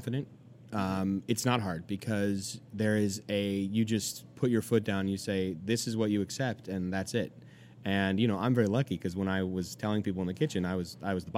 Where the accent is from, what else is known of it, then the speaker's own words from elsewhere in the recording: California, United States; moved away as an adult; also born or lived in Georgia; now in New York, United States; I'm from California. You know, we're a pretty, pretty liberal state.